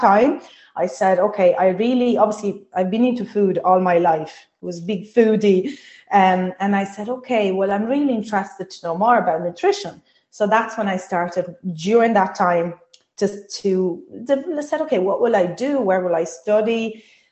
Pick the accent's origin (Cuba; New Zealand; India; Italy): Italy; Sardinia; English is a second language; moved away as an adult; now in Ireland; I'm from Italy, from Sardinia. I moved to Ireland 17 years ago.